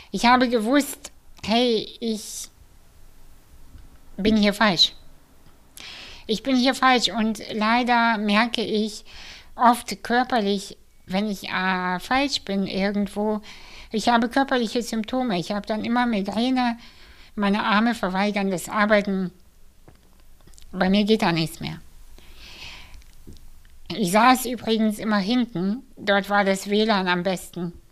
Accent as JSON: {"language": "German", "country": "Kazakhstan", "tie": "born there"}